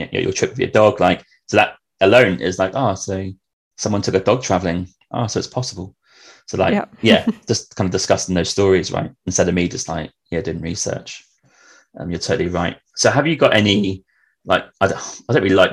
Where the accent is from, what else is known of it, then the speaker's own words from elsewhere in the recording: England, United Kingdom; also born or lived in London; I'm from England